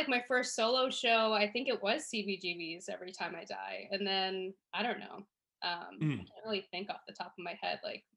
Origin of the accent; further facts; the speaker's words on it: Long Island, New York, United States; growing up on Long Island, just like going to skate parks to hang out like after school